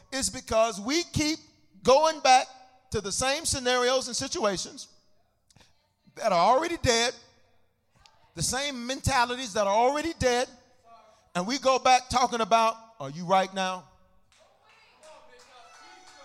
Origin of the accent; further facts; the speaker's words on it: the South, United States; I'm from the South, so we have a special blended tea called sweet tea.